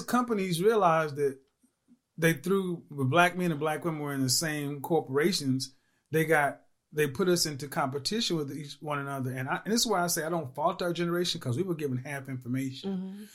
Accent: Oklahoma, United States; I'm from Oklahoma

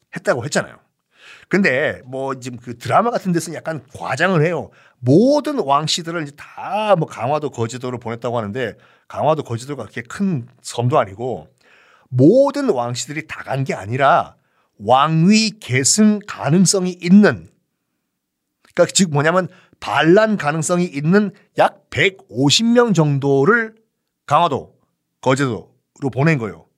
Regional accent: Busan, South Korea; 저는 어렸을 때 부산 사람이기 때문에 납셈이라는 걸 생선을 굉장히 많이 먹고 자랐거든요.

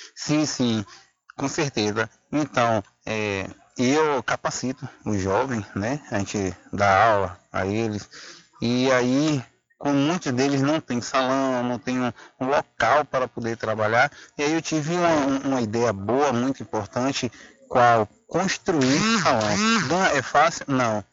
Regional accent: Cachoeira, Bahia, Brazil; eu sou da Embope, da cidade de Cachoeira

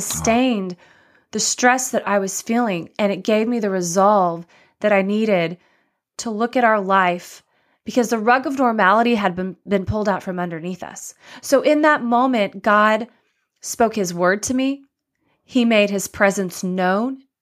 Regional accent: Dallas, Texas, United States; also born or lived in Waco, Texas / Austin, Texas / Miami; I grew up in Dallas, Texas

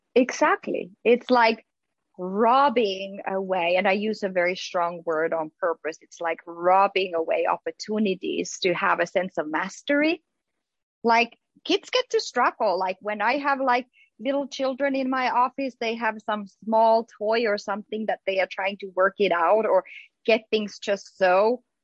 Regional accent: Finland; now in United States; growing up in Finland

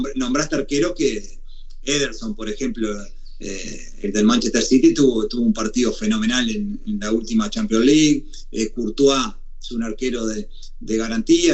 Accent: Uruguay; born or raised there; moved away as an adult; also born or lived in Italy

